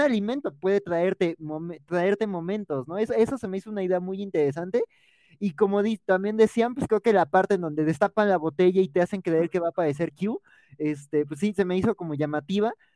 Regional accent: Mexico

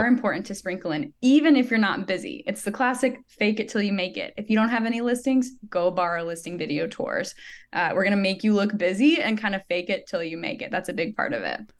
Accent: Joplin, Missouri, United States; she's in Joplin, um, which is actually my hometown.

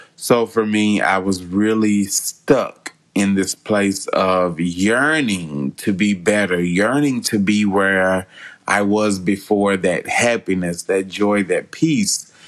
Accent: West Memphis, Arkansas, United States; my hometown of West Memphis

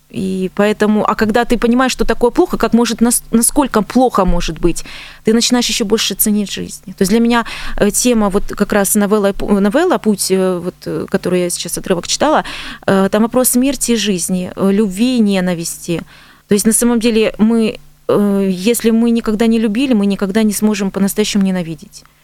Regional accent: Donbas, Ukraine; moved away as an adult; now in Stavropol Krai, Russia; я с Донбасса

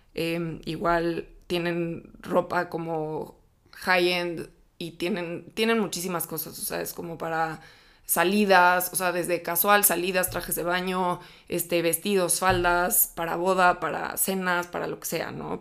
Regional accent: Mexico City, Mexico; nací, crecí y vivo actualmente en la Ciudad de México

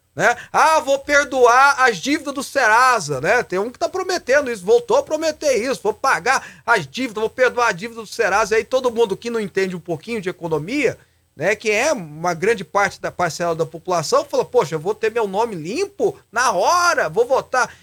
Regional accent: Brazil

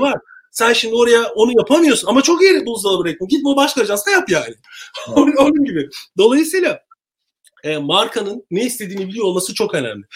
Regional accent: Turkey; moved away as an adult; also born or lived in Istanbul / England; now in United Kingdom

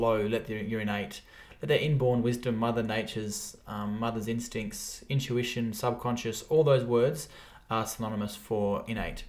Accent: Alice Springs, Northern Territory, Australia; also born or lived in Geelong West; now in Geelong, Australia; I was born and bred in Alice Springs, which is in the heart of Australia.

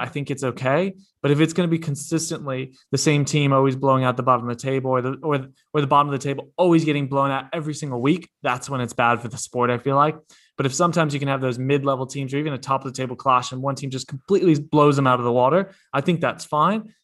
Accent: United States; moved away; I'm coming from America

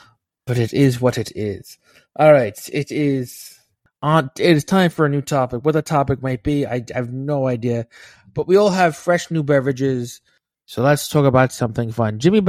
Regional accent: Stockport, North West England, United Kingdom; I'm from Stockport, Greater Manchester.

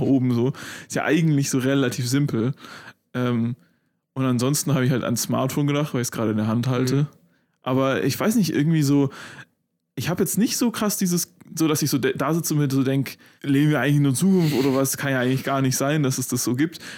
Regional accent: Freiburg, Baden-Württemberg, Germany; da wo Maxi und ich aufgewachsen sind in Freiburg

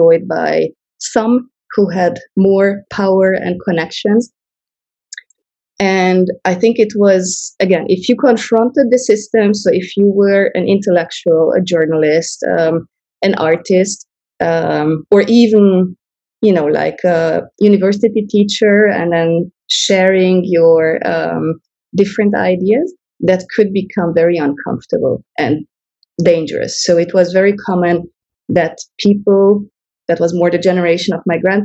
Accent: Hungary; moved away as an adult; also born or lived in China; now in Singapore; I was born in Hungary in the 80s

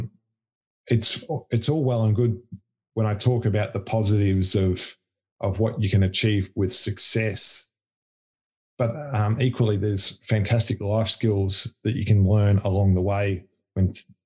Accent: Melbourne, Victoria, Australia; moved away as an adult; also born or lived in Sydney; I grew up in Melbourne

